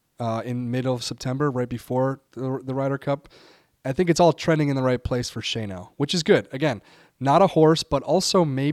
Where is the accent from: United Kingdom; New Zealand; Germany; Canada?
United Kingdom; I am in Luke Donald's shoes as a Brit. So we're gonna load up on the UK lads.